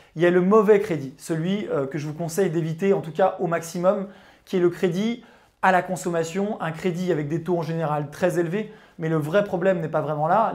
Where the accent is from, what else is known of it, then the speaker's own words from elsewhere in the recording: Chambéry, Auvergne-Rhône-Alpes, France; j'ai grandi en province à Chambéry, ou en tout cas à côté de Chambéry